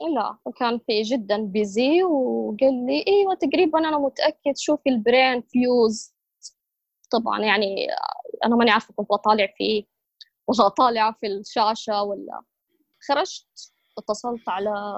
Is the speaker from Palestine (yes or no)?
no; Saudi Arabia; عندنا في السعودية